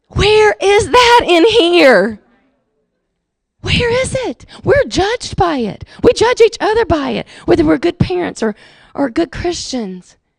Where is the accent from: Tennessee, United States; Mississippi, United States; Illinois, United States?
Mississippi, United States; Jackson; I was raised in Jackson, Mississippi